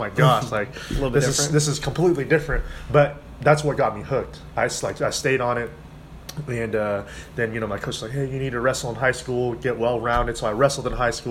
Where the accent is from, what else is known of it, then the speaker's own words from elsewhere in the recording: Wichita, Kansas, United States; also born or lived in Florida; I was born and raised here in Wichita, Kansas